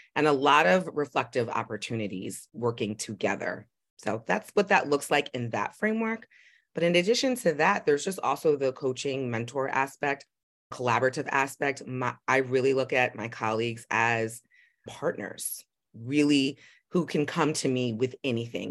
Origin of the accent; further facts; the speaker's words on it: New York City, New York, United States; I grew up in Manhattan